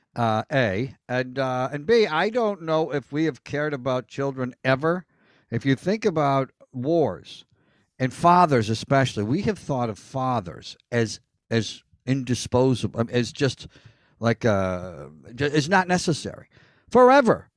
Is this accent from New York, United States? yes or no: yes; Elmira, New York, United States; now in Hollywood, United States; I'm from Elmira, New York